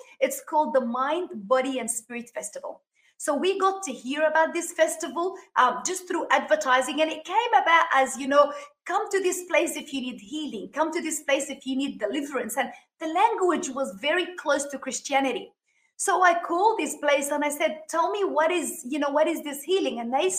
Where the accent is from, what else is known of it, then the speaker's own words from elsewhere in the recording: Sydney, New South Wales, Australia; moved away as an adult; now in Miami, United States; I live in Miami, Florida. We came from Sydney, Australia. After living there for like 32 years, God called us to come to the States.